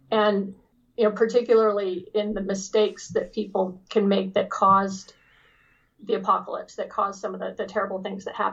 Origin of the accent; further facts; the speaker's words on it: Sacramento, California, United States; born there; also born or lived in Los Angeles; I, I actually have a lot of history in California. I was born in Sacramento.